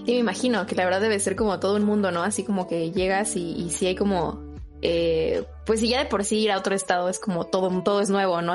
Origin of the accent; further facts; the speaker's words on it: Mexico City, Mexico; uno como chilango